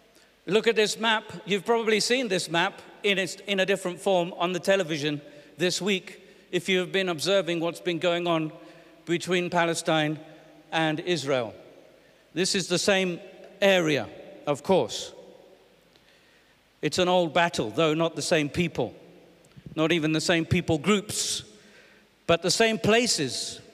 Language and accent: English; England, United Kingdom; I'm British and English, but I'm also Ugandan and I'm South African and I have American friends and all kinds of things, so I pick up all sorts.